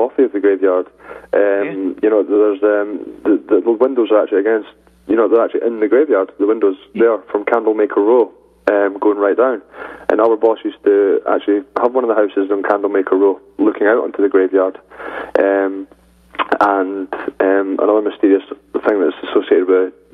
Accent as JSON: {"language": "English", "town": "St Andrews", "region": "Scotland", "country": "United Kingdom", "tie": "born or raised there", "said": "I was born and I grew up in St. Andrews on the East Coast, famous for the golf"}